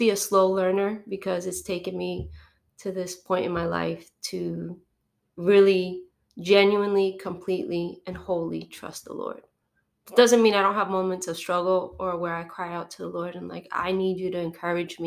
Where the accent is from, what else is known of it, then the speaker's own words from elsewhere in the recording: New Jersey, United States; moved away as an adult; also born or lived in Venezuela / Texas / Long Island / Ohio; Jersey, where I'm from